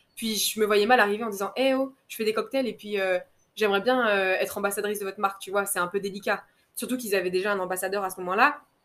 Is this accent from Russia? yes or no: no; Guadeloupe; moved away as an adult; also born or lived in Metropolitan France; je rentre en Guadeloupe, je rentre chez moi